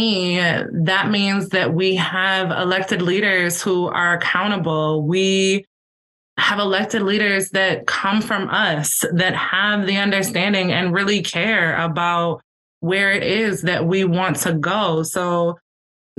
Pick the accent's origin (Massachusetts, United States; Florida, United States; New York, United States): New York, United States; Buffalo; being a kid and growing up on the Lower West Side